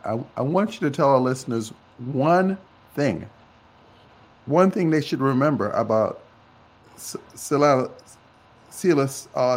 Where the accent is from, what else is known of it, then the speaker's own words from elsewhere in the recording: Jamaica; I'm actually from Jamaica